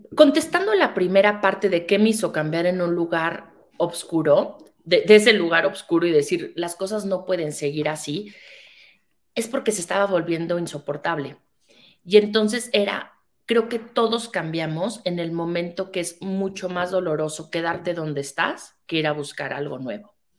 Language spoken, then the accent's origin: Spanish; Mexico; soy una mujer mexicana